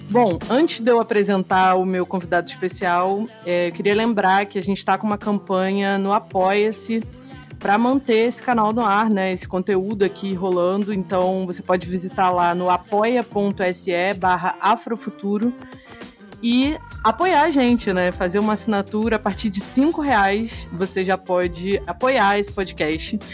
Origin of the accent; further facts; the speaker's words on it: Brazil; eu sou uma pessoa negra, mas sou brasileira